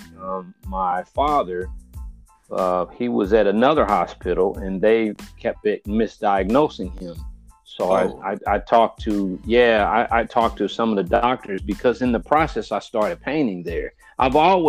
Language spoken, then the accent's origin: English; Indianapolis, Indiana, United States; I've lived in Indianapolis my whole life.